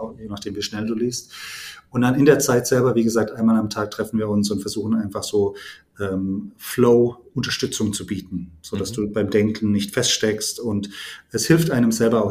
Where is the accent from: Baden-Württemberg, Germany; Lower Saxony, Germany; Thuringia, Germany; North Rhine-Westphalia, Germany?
Baden-Württemberg, Germany; near Heidelberg; komme aus der Nähe von Heidelberg